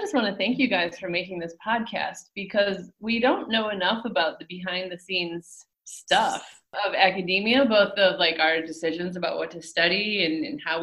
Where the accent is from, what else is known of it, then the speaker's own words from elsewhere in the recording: Port Huron, Michigan, United States; I was a fairly naive, even very naive Midwestern kid growing up in Michigan